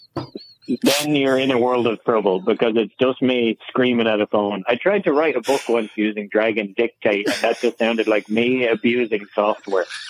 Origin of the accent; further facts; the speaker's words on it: Ireland; now in United States; I'm from Ireland